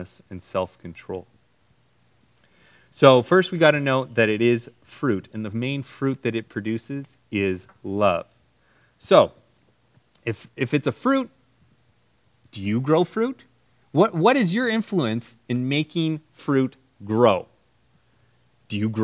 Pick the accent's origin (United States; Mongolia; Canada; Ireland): Canada; when I was growing up in Canada